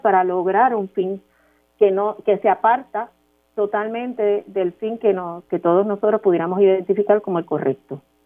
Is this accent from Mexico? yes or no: no; Puerto Rico; nosotros como puertorriqueños